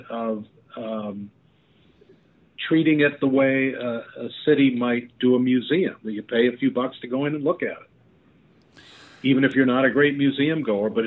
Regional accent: Boston, Massachusetts, United States; now in Los Angeles, United States; I grew up in the Boston area with Fenway Park

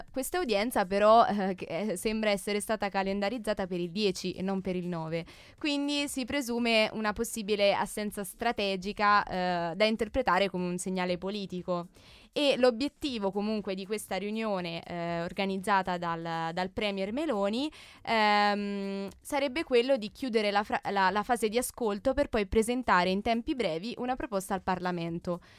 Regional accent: Brescia, Lombardy, Italy; Quindi dalle a casa mie parti, tua. a casa mia.

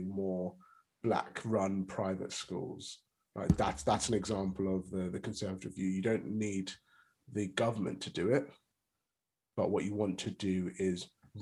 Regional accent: United Kingdom

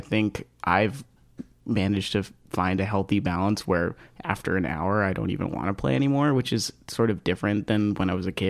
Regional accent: Rutland, Vermont, United States; I grew up in Rutland, Vermont, which is a small town in South Central Vermont.

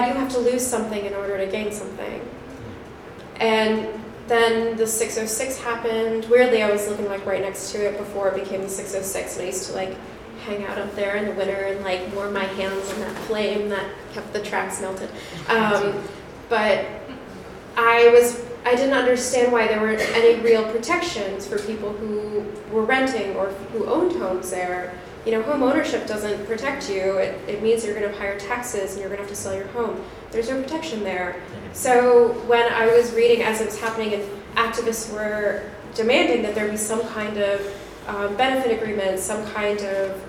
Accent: Colorado, United States; moved away as an adult; now in Chicago, United States; I'm from Colorado. I moved here 7 years ago

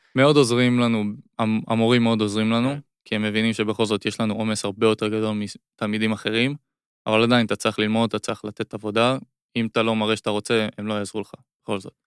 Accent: Israel; זה היה רק ישראלים צברים בעיקר

